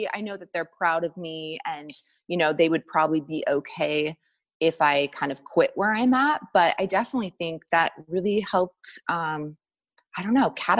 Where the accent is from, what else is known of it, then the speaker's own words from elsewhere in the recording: Walla Walla, Washington, United States; I grew up in Walla Walla, Washington. So really small